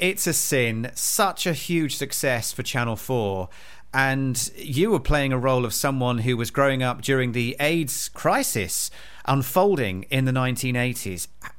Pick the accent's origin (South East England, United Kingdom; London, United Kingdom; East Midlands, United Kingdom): South East England, United Kingdom; Isle of Wight; I was a gay teenager growing up on the Isle of Wight, went through all that anxiety.